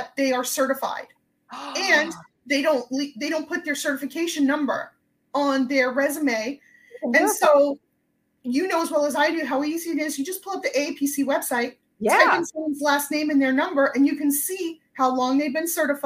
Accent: New York, United States; and here I am from New York. And every time I would speak, their automated system would kick me out because it didn't understand what I was saying.

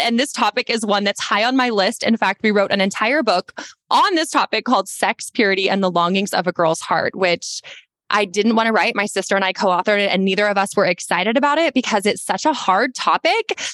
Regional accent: Texas, United States; we're also from Texas and we're very tall

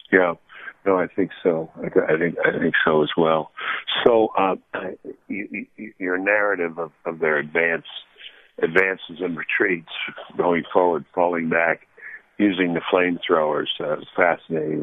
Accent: Arlington, Virginia, United States; I grew up in Arlington, Virginia

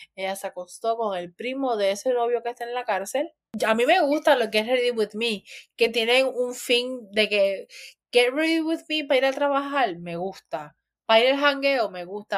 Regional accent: Puerto Rico; así vivimos los de Puerto Rico

